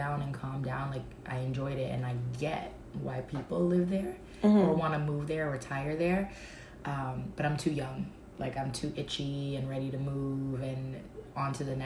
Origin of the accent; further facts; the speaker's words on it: New York City, New York, United States; also born or lived in Miami, Florida; I'm from the Bronx, New York. Born and raised up until, I want to say 25, and then I moved to Miami.